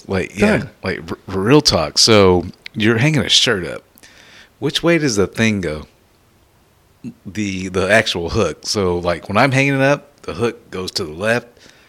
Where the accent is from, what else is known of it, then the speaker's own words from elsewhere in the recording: Texas, United States; we're from Texas, homie.